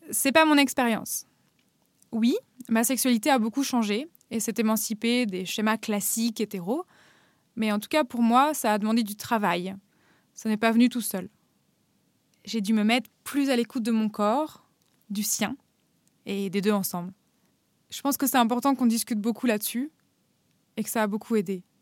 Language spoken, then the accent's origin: French; Normandy, France; moved away as an adult; also born or lived in Paris; now in Berlin, Germany; J'ai grandi à Paris puis en Normandie et je vis maintenant à Berlin.